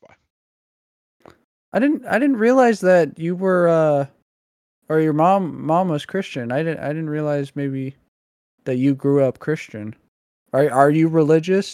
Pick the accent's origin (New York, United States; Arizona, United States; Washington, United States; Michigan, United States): Washington, United States; also born or lived in Oklahoma; I'm Washington, born and raised